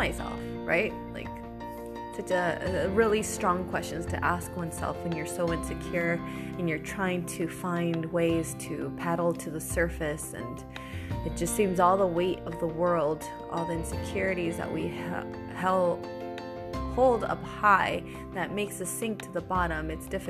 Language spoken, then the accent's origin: English; United States; moved away as an adult; now in Italy; I am American with a Latina background